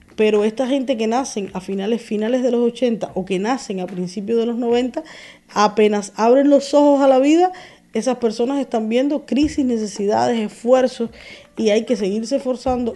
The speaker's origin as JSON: {"language": "Spanish", "country": "Cuba", "said": "Yo soy una cubana que quiere vivir en Cuba"}